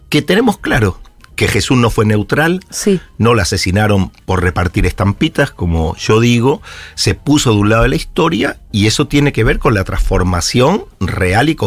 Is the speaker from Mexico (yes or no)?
no; Spain; now in Argentina; nací en España. Y soy argentino porque me nacionalicé y, y, amo esta tierra.